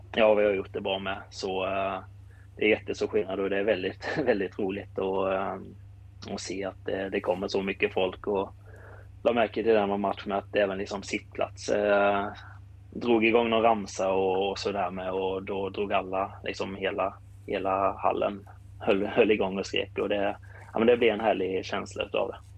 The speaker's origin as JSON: {"language": "Swedish", "town": "Kallinge", "region": "Blekinge", "country": "Sweden", "said": "jag är från eh, eh, Kallinge"}